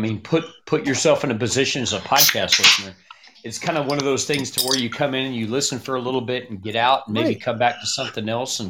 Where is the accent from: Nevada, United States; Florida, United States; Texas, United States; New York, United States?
Texas, United States